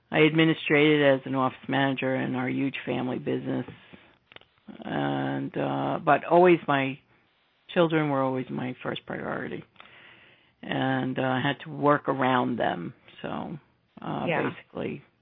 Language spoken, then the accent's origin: English; New York City, New York, United States; I was born in 53 in the Bronx, raised from Italian descent.